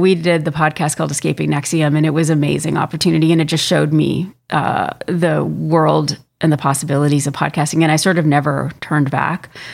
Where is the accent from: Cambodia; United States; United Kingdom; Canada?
Canada; I'm from Canada. I live here